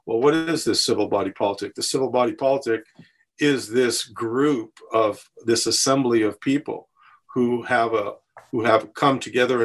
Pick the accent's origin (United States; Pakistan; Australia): United States; West Coast; moved away as an adult; also born or lived in Sri Lanka; now in Plymouth, United States; I grew up on the West Coast